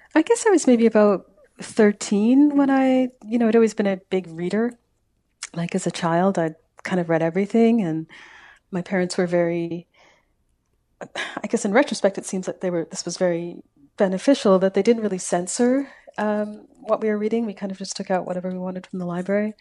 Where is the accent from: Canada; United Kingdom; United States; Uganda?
Canada; Calgary, Alberta; now in Victoria, Canada; I'm from Calgary.